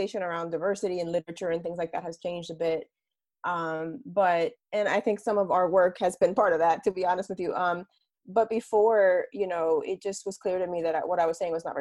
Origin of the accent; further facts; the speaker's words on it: Bayamón, Puerto Rico; I'm also a Puerto Rican woman. So I was born in Bayamon, Puerto Rico